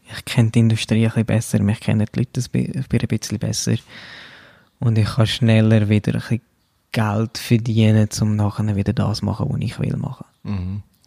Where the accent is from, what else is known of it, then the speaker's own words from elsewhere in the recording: Brugg, Aargau, Switzerland; moved away as an adult; also born or lived in Zurich / London; Ich bin Aargauer